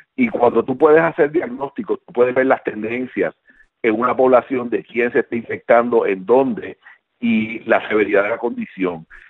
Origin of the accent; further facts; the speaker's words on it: Puerto Rico; now in United States; aunque aunque nosotros vivimos en Estados Unidos, pero contra, somos puertorriqueños y nos preocupamos porque tenemos familia allá.